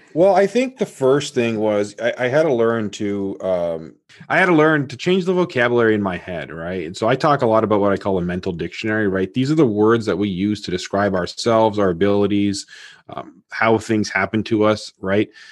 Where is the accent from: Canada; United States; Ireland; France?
Canada; Toronto, Ontario; I was born in Toronto, Canada